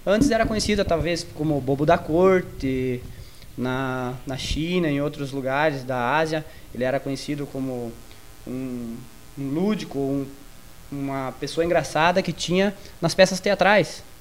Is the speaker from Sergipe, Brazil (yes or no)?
no; Maravilha, Santa Catarina, Brazil; eu sou de Maravilha